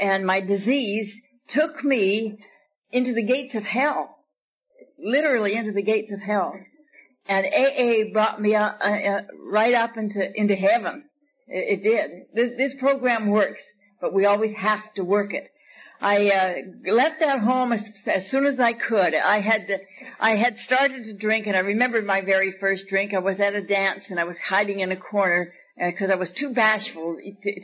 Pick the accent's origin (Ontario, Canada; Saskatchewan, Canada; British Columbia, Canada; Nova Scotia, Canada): British Columbia, Canada; Victoria; now in Buena Park, United States; I was born in Victoria, British Columbia